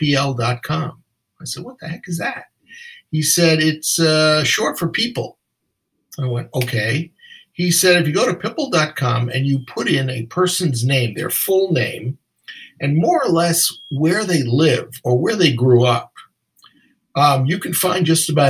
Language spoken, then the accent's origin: English; New York, United States; accent: New York; I used to go to professional sports events in New York when I was growing up with my tape recorder